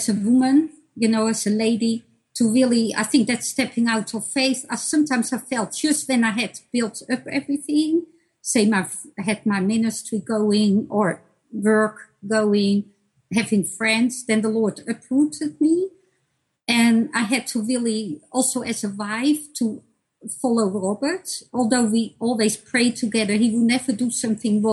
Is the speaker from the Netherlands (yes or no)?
yes; Netherlands; moved away as an adult; also born or lived in Bosnia and Herzegovina; now in United States; when we moved from Bosnia to the Netherlands